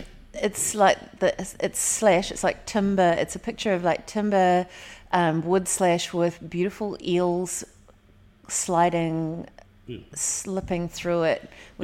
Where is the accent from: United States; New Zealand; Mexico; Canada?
New Zealand; Hawke's Bay; we're from Hawke's Bay